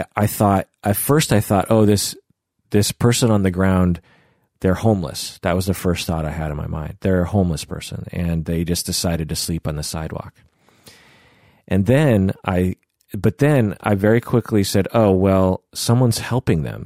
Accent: United States; just because my face looks Asian does not make me not American. You know, I am firmly American

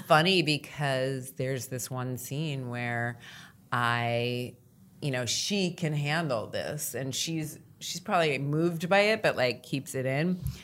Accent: United States; as an American

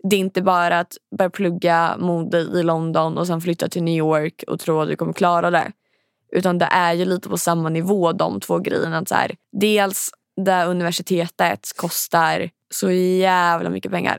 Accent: Linköping, Östergötland, Sweden; moved away; när jag bodde hemma i Linköping

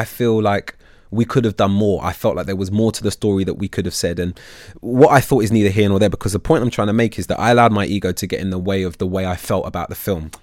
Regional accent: London, United Kingdom; I'm from North London originally. I, I, mean, I moved to Southeast when I was 14, but in North London

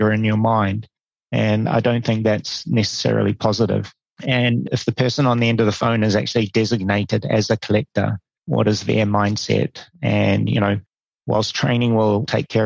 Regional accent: New Zealand; moved away as an adult; also born or lived in India / Hong Kong / Singapore / Malaysia; I'm originally from New Zealand

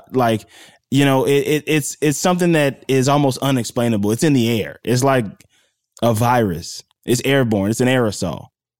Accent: Mississippi, United States; I'm from Mississippi, what we call the mud, the soil, the gravel. I'm straight out of that.

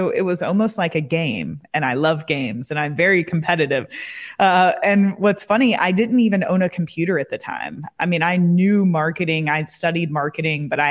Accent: Kentucky, United States; moved away as an adult; also born or lived in Colorado / Amsterdam; I moved back to my hometown in Kentucky

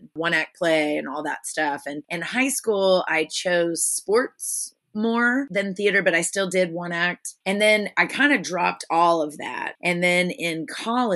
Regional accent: Houston, Texas, United States; also born or lived in San Marcos, Texas / Austin, Texas / Philadelphia / New Orleans; I was born in Houston, moved around quite a bit as a small child, mostly due to poverty, and then ended up in Houston in fourth grade fourth through 12th grade, I was there.

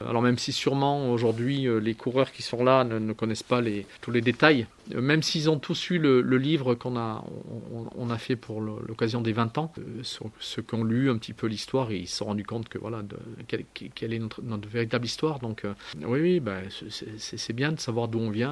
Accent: Briançon, Provence-Alpes-Côte d'Azur, France; je suis né à Briançon

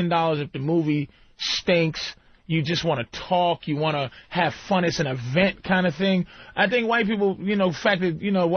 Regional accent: Boston, Massachusetts, United States; I'm being from Boston.

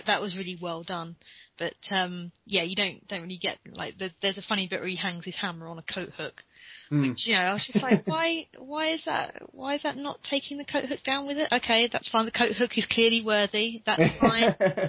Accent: Croydon, London, United Kingdom; I saw my hometown in the map at the end. that was a moment of fame. Yeah. Also, I think Croydon must be loving, like, Phase 2

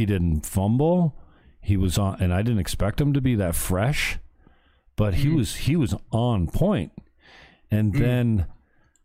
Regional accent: Canada; I'm Canadian

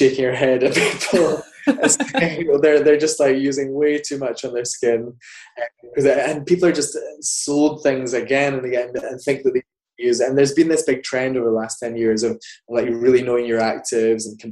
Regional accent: Scotland, United Kingdom; now in London, United Kingdom; I grew up in kind of semi-rural Scotland

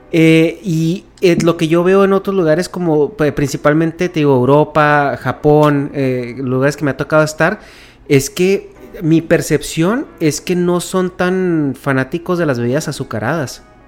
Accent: Mexico; moved away as an adult; now in California, United States; yo tengo ya muy, mucho tiempo viviendo en Estados Unidos, soy de México originalmente. Pero tengo ya como casi 11 años viviendo en California

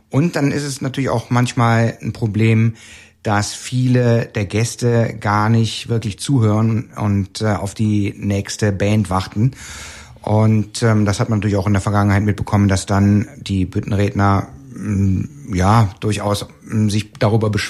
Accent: Cologne, North Rhine-Westphalia, Germany; born there; ähm, ich bin zwar in Köln geboren, aber ähm, mein Kölsch selber ist jetzt nicht das Perfekte.

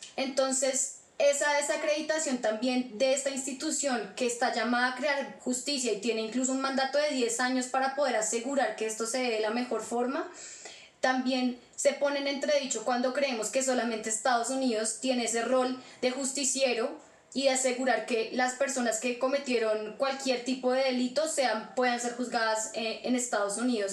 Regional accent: Colombia; como colombiana

